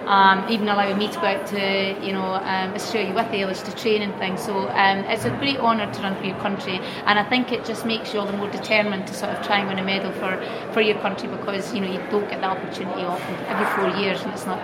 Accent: Scotland, United Kingdom; when you actually run for your own specific nation, Scotland for me, it just means that a little bit more

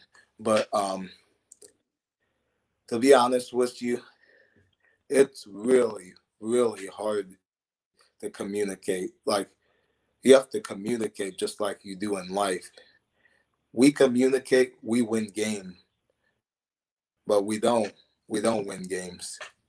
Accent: Ohio, United States; Like, I'd say … you know, I'm from Ohio, things like that I would do.

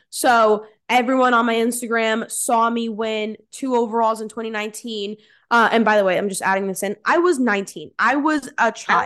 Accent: New Jersey, United States; I'm from Central Jersey, born and raised

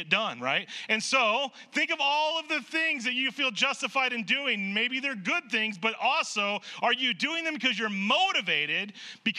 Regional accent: Nebraska, United States; I grew up in Nebraska

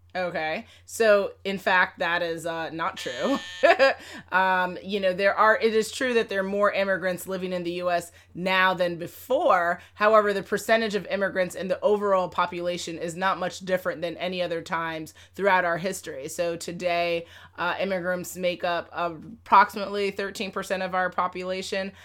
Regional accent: New York City, New York, United States; I grew up in Manhattan, Lower East Side of Manhattan

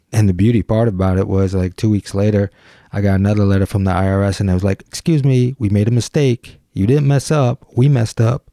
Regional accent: Detroit, Michigan, United States; growing up in Detroit

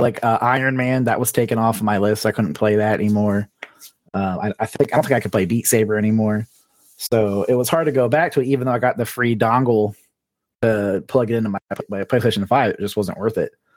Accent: South Florida, United States; moved away as an adult; I grew up in South Florida

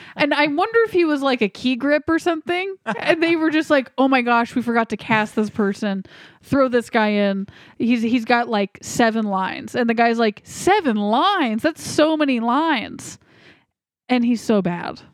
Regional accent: United States; as an American

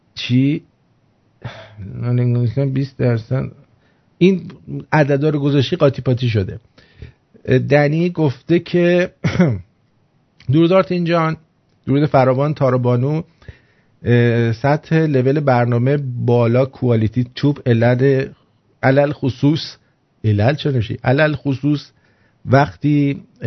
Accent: Tehran, Tehran Province, Iran; من اهل تهرانم

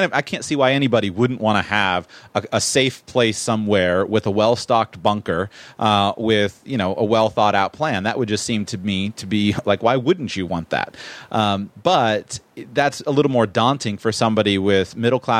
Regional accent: Florida, United States; I'm from Florida

